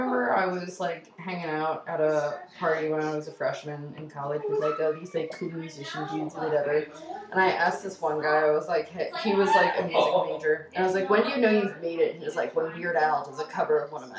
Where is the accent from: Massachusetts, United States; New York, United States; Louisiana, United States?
New York, United States; also born or lived in Long Island; I'm from New York